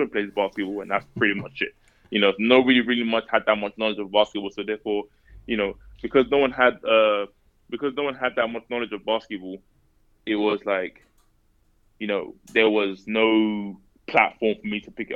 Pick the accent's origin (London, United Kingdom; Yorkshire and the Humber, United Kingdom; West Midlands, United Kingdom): London, United Kingdom; moved away as an adult; also born or lived in Tennessee / Mississippi; I grew up in East London